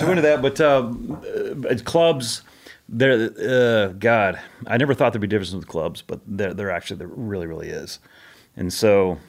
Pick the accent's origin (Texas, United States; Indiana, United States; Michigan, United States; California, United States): California, United States; Monterey; born there; also born or lived in Japan / Spain / Guam / Bakersfield, United States; So I was born in California, and then literally 2 weeks later, Monterey, 2 weeks later, my dad gets orders to Japan.